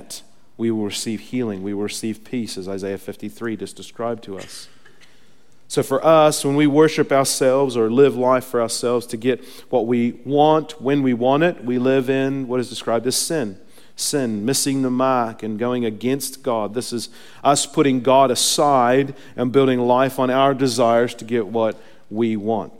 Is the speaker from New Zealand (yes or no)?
yes; New Zealand; moved away; I come from New Zealand where we eat lots of sheep